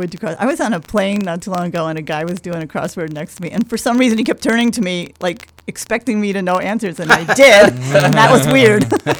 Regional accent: New York, United States; now in Chicago, United States; I'm actually from New York. I love New York.

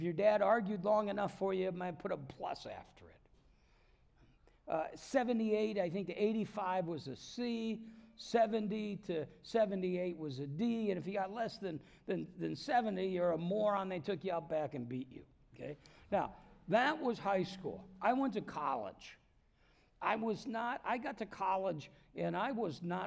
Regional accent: Davenport, Iowa, United States; moved away; I'm from Davenport, Iowa

